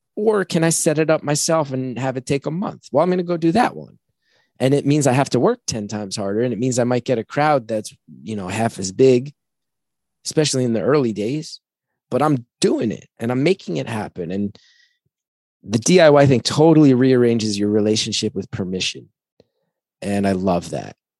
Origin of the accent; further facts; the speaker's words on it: New Jersey, United States; moved away; growing up in New Jersey and living in New Jersey again now